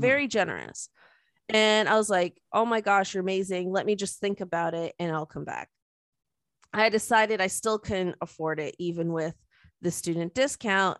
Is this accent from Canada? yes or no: yes; Canada; we're Canadian and, like, yes, we're, we're patriotic and we love Canada.